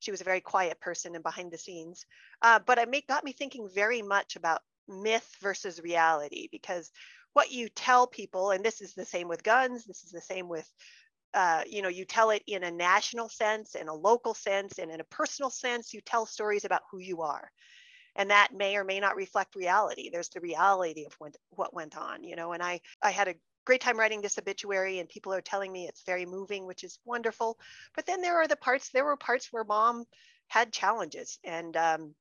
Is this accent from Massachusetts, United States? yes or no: no; Wyoming, United States; I'm come from a very dry place in Wyoming